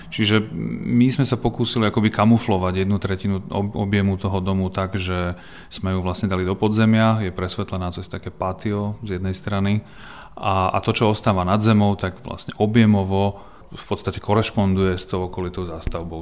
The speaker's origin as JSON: {"language": "Slovak", "town": "Prešov", "region": "Prešov Region", "country": "Slovakia", "moved": "as an adult", "lives_now": "Bratislava, Slovakia", "said": "ja som z Prešova"}